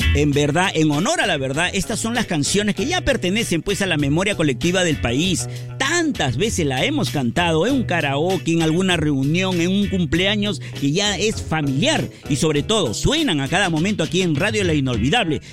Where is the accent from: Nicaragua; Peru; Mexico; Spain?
Peru; mi bello Perú